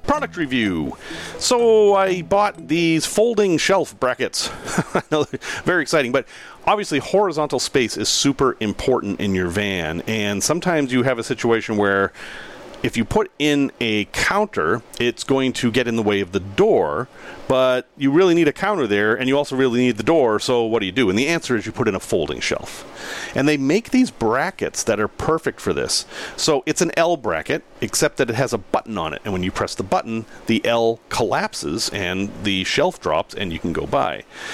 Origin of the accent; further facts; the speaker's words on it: Boston, Massachusetts, United States; accent: Boston; So, I grew up in Boston. And in Boston, we have an accent, and it's a fairly strong accent. And I grew out of it as I moved out of the area and actually worked at changing the way I speak.